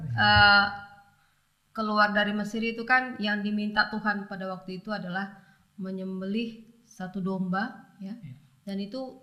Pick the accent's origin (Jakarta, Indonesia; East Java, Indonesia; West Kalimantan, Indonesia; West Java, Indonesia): West Kalimantan, Indonesia; Pontianak; moved away; di kampung ya. Di Pontianak dulu masa saya masih kecil tahun 80-an